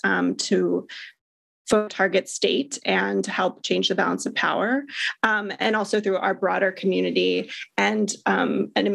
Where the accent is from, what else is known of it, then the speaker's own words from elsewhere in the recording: North Carolina, United States; moved away; I'm in my home state of North Carolina right now visiting my mother